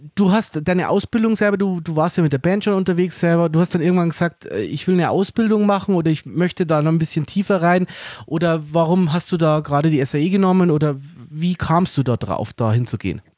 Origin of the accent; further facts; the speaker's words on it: Germany; bei uns in Deutschland